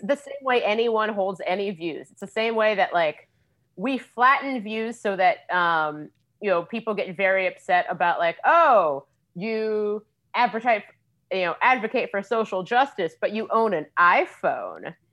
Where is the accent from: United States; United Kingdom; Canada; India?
United States; Cincinnati, Ohio; now in Washington, D.C., United States; I grew up in Cincinnati